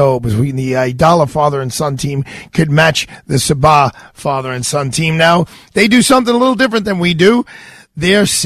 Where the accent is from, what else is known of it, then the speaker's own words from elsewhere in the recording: New York City, New York, United States; I was born on Fort Hamilton Army Base when my dad was a captain.